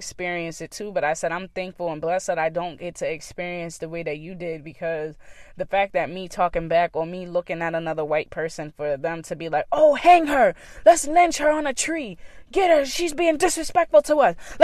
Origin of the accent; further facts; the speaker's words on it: Boston, Massachusetts, United States; I grew up in Dorchester